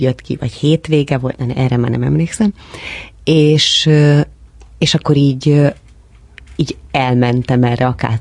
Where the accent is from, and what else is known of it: Dabas, Pest, Hungary; first language Hungarian